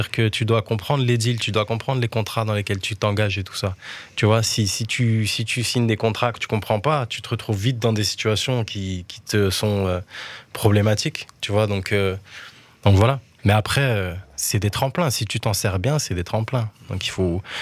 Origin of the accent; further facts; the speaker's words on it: Montpellier, Occitania, France; born there; also born or lived in Africa; J'étais à Montpellier, moi je suis né à Montpellier. Après j'étais en Afrique, tout ça. Et je suis revenu à Montpellier quand j'ai fait mes études un peu quand j'avais 18-19 ans.